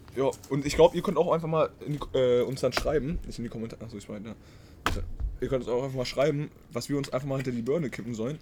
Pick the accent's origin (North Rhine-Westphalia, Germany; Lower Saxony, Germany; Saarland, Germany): Lower Saxony, Germany; Braunschweig; wir kommen ja aus Braunschweig aus der Nähe